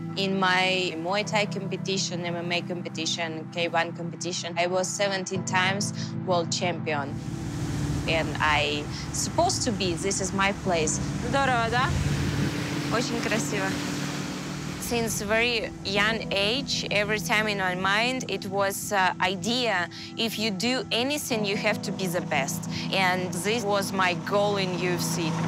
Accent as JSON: {"language": "English", "country": "Kyrgyzstan", "tie": "born or raised there", "second_language": "English", "said": "Кыргызстан – это моя родина, где я выросла"}